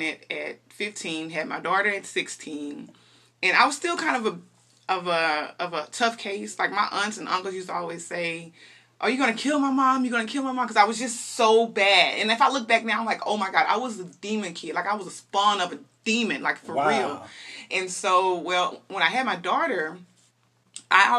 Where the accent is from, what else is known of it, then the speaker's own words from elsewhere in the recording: Dallas, Texas, United States; I'm a Dallas native. I'm, you know, born and raised in Dallas, Texas